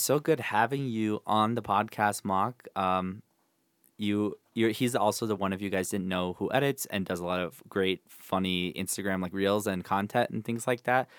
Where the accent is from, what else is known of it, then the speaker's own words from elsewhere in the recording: Rochester, Minnesota, United States; moved away; my hometown, Rochester, Minnesota